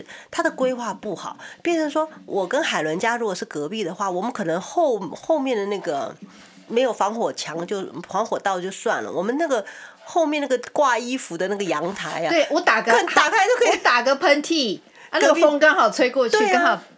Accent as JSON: {"language": "Chinese", "country": "United States", "said": "其实我们在美国，我们是美国人，我看美国的数字"}